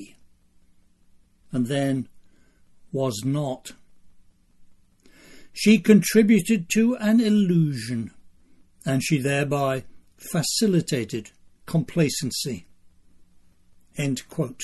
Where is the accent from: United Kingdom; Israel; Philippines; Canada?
United Kingdom; England; now in United States; my English childhood